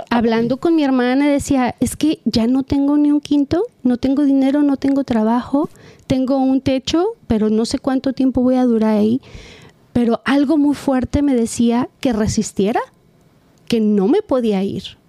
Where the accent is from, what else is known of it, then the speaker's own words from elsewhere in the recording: Mexico; also born or lived in California; now in Costa Mesa, United States; yo soy mexicana y yo tengo mis valores y mi cultura bien grabada